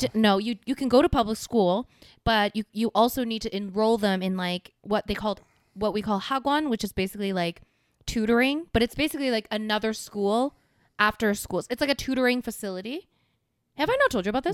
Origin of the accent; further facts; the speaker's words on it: South Korea; moved away; my home country